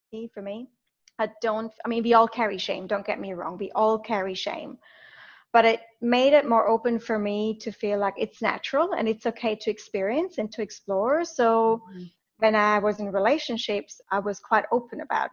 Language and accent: English; Switzerland; growing up in Switzerland